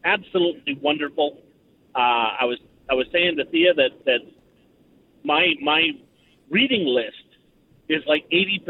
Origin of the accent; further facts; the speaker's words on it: Vancouver, British Columbia, Canada; also born or lived in Northwest Territories; now in Saskatchewan, Canada; Well, I'm from Vancouver.